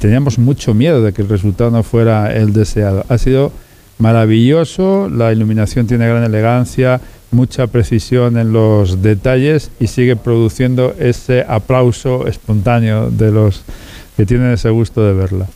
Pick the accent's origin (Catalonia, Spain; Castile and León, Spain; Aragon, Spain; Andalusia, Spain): Castile and León, Spain; La Armuña; Yo soy de la Armuña, mi familia es armuñesa